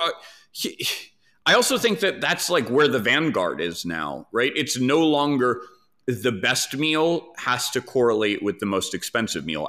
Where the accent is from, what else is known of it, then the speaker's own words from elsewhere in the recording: New York City, New York, United States; I grew up in New York, but like I grew up very, very sheltered